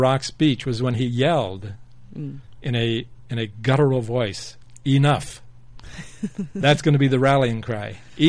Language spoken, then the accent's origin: English; Denver, Colorado, United States; now in Okayama, Japan; the stadium where my hometown boys play football, the Denver Broncos.